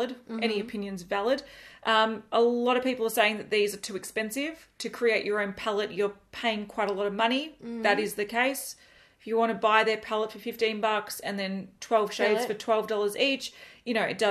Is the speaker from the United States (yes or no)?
no; Australia; We are from Australia